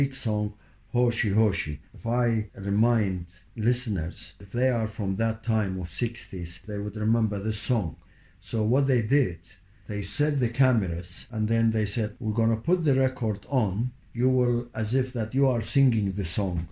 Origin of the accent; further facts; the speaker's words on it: Kirkuk, Kirkuk Governorate, Iraq; English is a second language; moved away as an adult; also born or lived in Baghdad, Iraq / Saudi Arabia; now in London, United Kingdom; I was born in Kirkuk, Iraq. My father was from Diyari in Hakkari and my mother was Bilweta. Both areas are in Turkey. I started my primary school in Kirkuk.